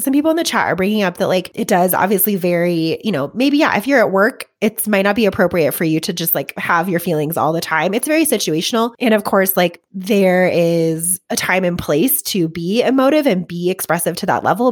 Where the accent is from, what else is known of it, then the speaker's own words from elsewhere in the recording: Colorado, United States; we were all from Colorado